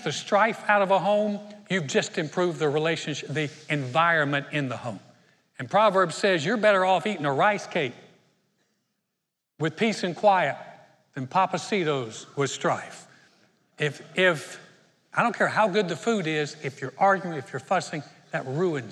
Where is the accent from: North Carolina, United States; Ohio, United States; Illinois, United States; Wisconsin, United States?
North Carolina, United States; Greensboro; moved away; also born or lived in Houston, Texas; We started a church in 1989 in my hometown of Greensboro, North Carolina